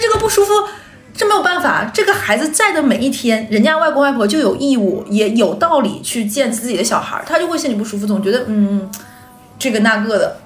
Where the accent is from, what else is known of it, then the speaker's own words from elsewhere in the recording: Northeast China, China; moved away; 那个时候我们东北是没有像什么周黑鸭这种品牌店的